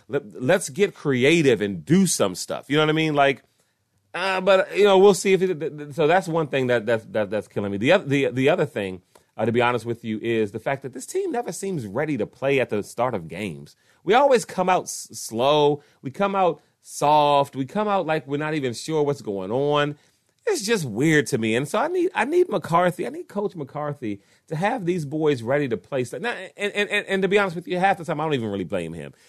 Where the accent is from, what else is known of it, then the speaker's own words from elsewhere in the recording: Washington, District of Columbia, United States; I was born and raised in Washington, D C